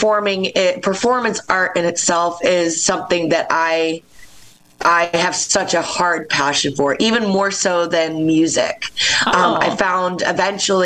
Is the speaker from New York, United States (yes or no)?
yes; Rochester, New York, United States; moved away as an adult; also born or lived in Philadelphia; I grew up in Rochester, New York